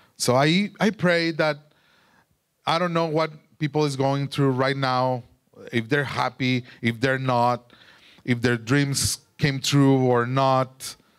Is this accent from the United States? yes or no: no; Durango, Mexico; English is a second language; moved away; I'm from Durango, Mexico, and I grew up there.